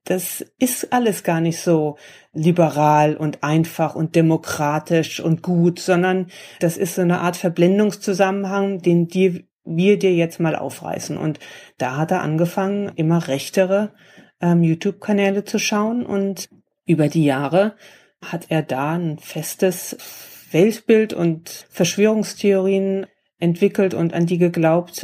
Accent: Germany; now in Washington, United States; ich komme aus Deutschland

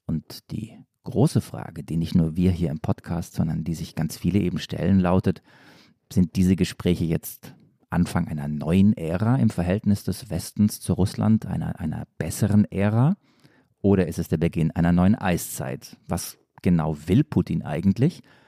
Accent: Stuttgart, Baden-Württemberg, Germany; komme ich ja aus Stuttgart

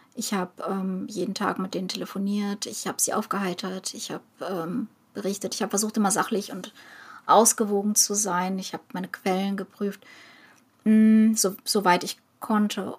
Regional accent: Ukraine; now in Germany; Als Ukrainerin

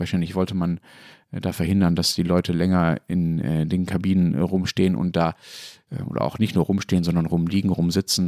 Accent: West Germany, Germany; Ich komme ja nicht aus Berlin, sondern bin im Westdeutschland aufgewachsen

